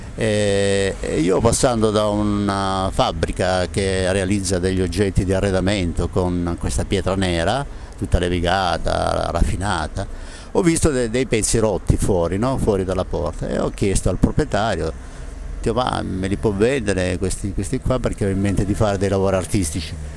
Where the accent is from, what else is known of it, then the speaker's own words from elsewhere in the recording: Taurianova, Calabria, Italy; moved away; also born or lived in Genoa; sono di Taurianova